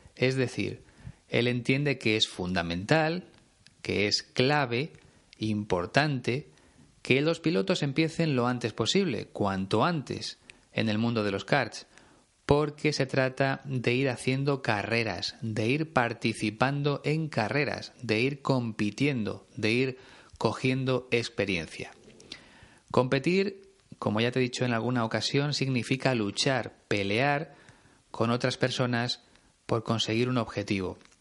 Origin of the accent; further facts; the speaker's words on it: Spain; aquí en mi país